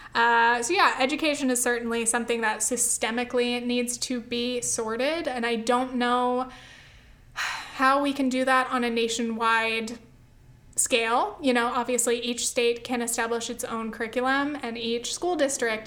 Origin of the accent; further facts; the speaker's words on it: Southern California, United States; I grew up in California, Southern California